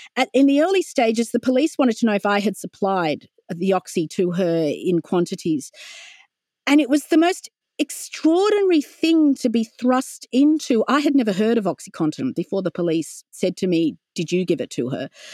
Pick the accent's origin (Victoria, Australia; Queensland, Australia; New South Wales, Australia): New South Wales, Australia; Wollongong; also born or lived in London, United Kingdom / Sydney, Australia; I grew up in Wollongong on the foothills of Mount Kira